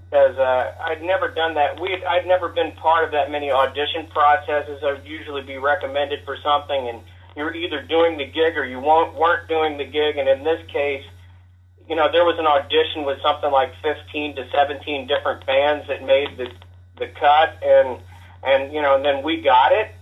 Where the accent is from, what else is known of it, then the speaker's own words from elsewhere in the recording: Kansas City, Missouri, United States; coming from uh, the Kansas City area